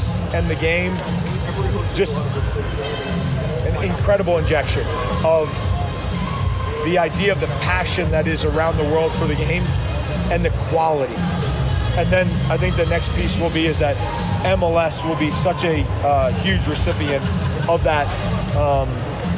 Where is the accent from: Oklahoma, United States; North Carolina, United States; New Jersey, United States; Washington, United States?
New Jersey, United States; also born or lived in Denver; now in Kansas City, United States; I'm from Jersey